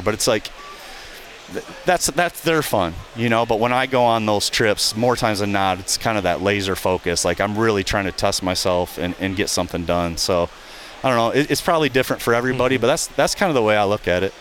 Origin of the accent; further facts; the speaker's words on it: southern lower Michigan, United States; I grew up hunting here in Michigan, and in, in the southern lower portion of Michigan